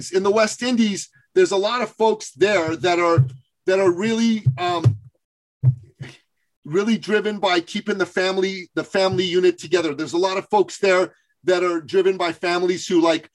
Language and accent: English; Iran; now in Canada; I'm originally from Iran. I've lived in Canada